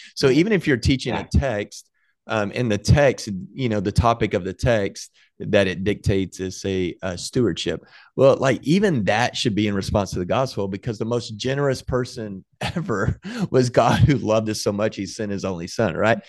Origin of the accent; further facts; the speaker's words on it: Waco, Texas, United States; we grew up in Waco, Texas